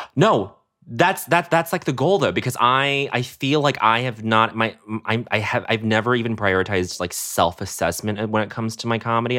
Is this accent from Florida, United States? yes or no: no; Denver, Colorado, United States; also born or lived in Montreal, Canada; we come from Montreal to Colorado to Denver